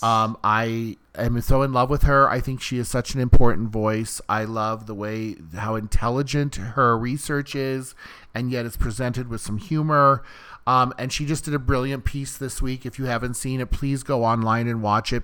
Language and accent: English; Iowa, United States; also born or lived in Cedar Rapids, Iowa; now in Los Angeles, United States; I'm from Iowa originally, and I just lived in Cedar Rapids for almost two years